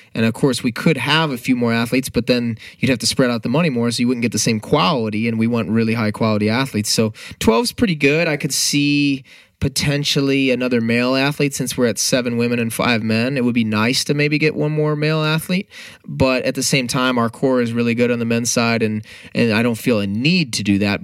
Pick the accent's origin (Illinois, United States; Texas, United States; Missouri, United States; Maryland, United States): Missouri, United States; St. Louis; no offense to my hometown